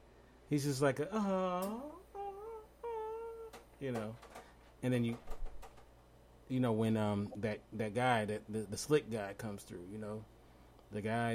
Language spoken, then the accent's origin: English; Los Angeles, California, United States; I'm from Los Angeles.